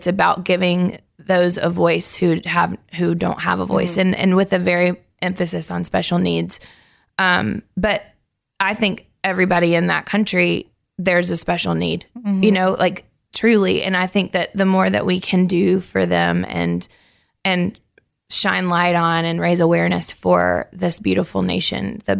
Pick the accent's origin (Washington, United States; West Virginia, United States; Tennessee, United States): Tennessee, United States; Nashville; because I grew up here in Nashville.